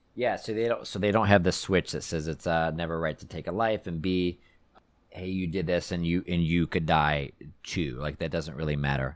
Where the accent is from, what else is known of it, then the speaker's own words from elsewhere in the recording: Texas, United States; growing up in Texas